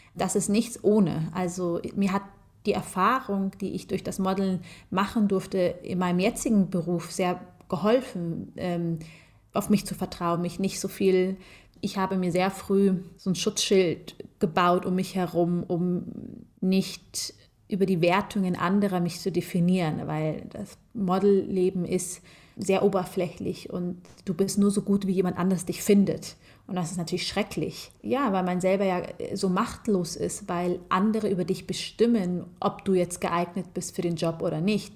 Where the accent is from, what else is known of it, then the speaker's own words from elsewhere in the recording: Germany; ich bin zwar in Deutschland geboren ähm, und ich fühle mich äh, mehr als deutsch